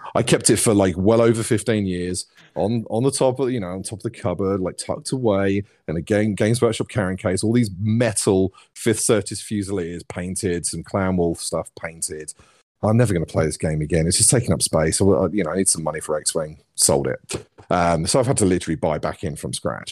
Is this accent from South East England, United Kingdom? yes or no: yes; South East England, United Kingdom; accent: Cockney; now in Plymouth, United Kingdom; I grew up in the southeast. I grew up near London, which is why I sound a little bit like a Cockney.